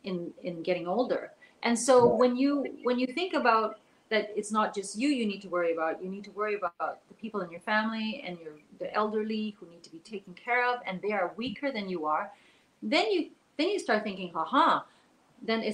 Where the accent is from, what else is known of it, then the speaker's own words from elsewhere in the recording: Canada; also born or lived in Taiwan / Hong Kong; So she brought us all to Canada, and she didn't speak any English. I didn't speak any English. And so, so I was just 5 years old or 4 and a half